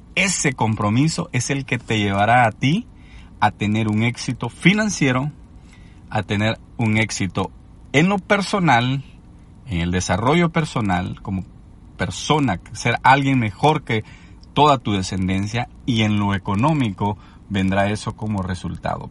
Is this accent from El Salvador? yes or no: yes; El Salvador; cuando yo crecí en Latinoamérica, en El Salvador específicamente